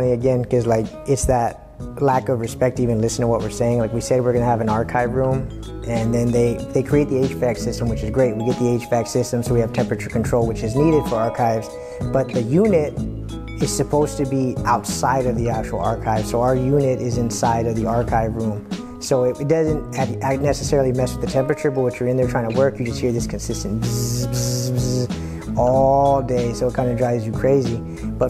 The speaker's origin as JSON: {"language": "English", "town": "San Diego", "region": "California", "country": "United States", "tie": "born or raised there", "said": "I grew up in Eastside City Heights"}